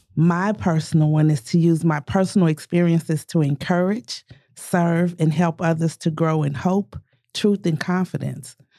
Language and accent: English; Tulsa, Oklahoma, United States; both born and raised in North Tulsa